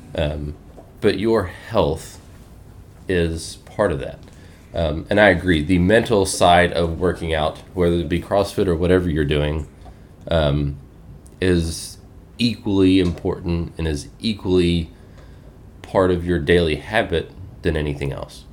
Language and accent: English; South Alabama, United States; moved away as an adult; now in Grand Junction, United States; born and raised in South Alabama, uh, grew up youngest of seven